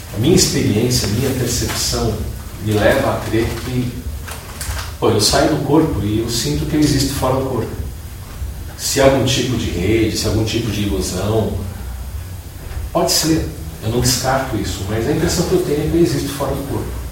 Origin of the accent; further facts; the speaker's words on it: Brazil; sou brasileiro